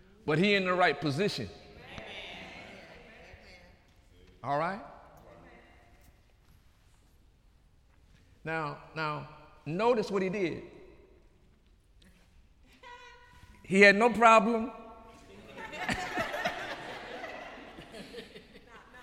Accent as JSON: {"language": "English", "country": "United States", "said": "I'm an American"}